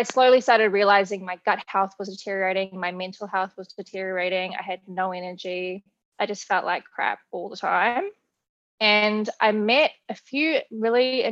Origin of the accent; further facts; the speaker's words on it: New Zealand; moved away as an adult; also born or lived in Australia; now in United States; I was born in New Zealand, if you can't tell from the accent. I moved to Australia when I was 19 years old